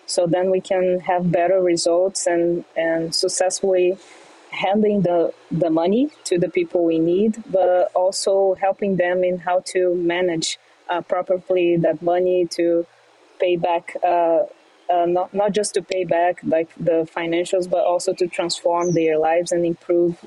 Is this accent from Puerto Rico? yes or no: no; Brazil; moved away as an adult; now in New York City, United States; I grew up in Brazil